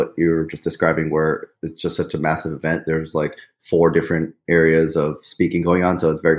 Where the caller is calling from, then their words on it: New Jersey, United States; Right now in northern New Jersey.